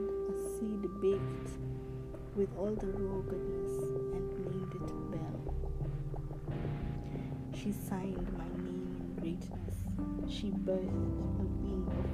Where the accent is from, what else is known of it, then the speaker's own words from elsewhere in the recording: Kenya; my father is from West Africa, but I was born in Kenya